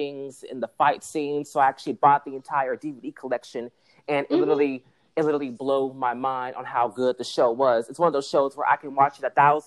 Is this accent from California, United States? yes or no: yes; Bay Area, California, United States; I'm from the Bay Area